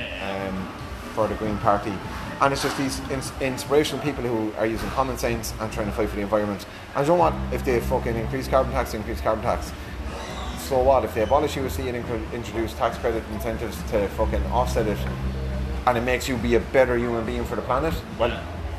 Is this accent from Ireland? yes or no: yes; Ireland; us as people who like endorse the Irish language and love the Irish language, like sometimes I loathe to admit it, we are an English-speaking country